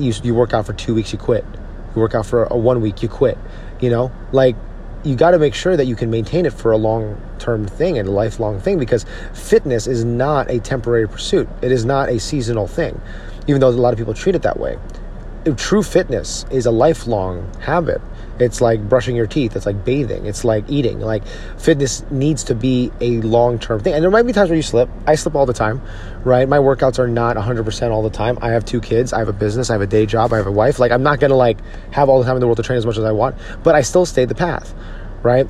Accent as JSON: {"language": "English", "town": "Edison", "region": "New Jersey", "country": "United States", "tie": "born or raised there", "said": "my hometown of Edison, New Jersey."}